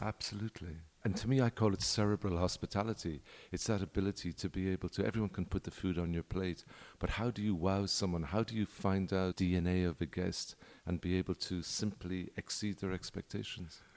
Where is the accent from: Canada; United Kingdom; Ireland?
Ireland; now in Punta Mita, Mexico; I'm Irish